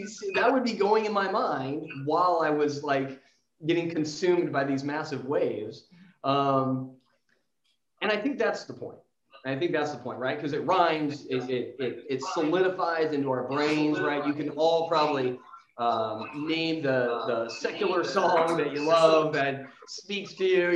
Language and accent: English; San Diego, California, United States; I grew up in San Diego